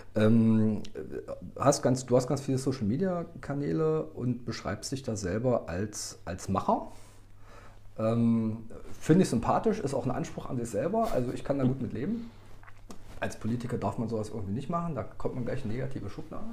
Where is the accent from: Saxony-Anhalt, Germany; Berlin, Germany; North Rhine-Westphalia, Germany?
Saxony-Anhalt, Germany; Magdeburg; bin auch Magdeburger